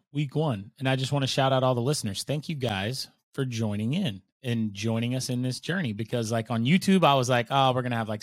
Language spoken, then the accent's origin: English; Oklahoma, United States; I grew up in the Oklahoma school systems